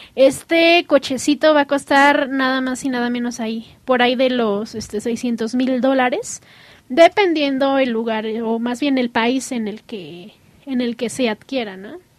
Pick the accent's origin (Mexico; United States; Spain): United States; yo soy americana